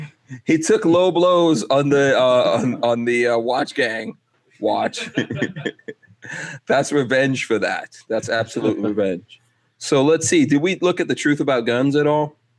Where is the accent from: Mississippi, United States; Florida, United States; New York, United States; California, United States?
New York, United States; New York City; I grew up in Far Rockaway um, in Queens